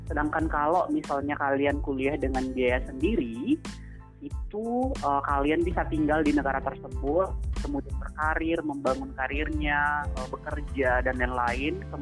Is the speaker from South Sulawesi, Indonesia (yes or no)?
yes; Maros, South Sulawesi, Indonesia; born there; saya lahir di Malawa, Camba, Maros uh, beberapa tahun